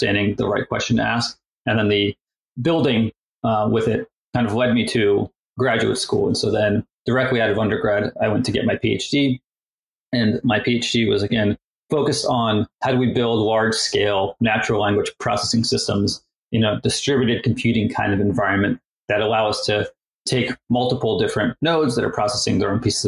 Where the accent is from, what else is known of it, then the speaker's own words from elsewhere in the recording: Maryland, United States; also born or lived in Russia; I was born in the Soviet Union in Russia and then immigrated to the US, to Maryland, actually, in the early 90s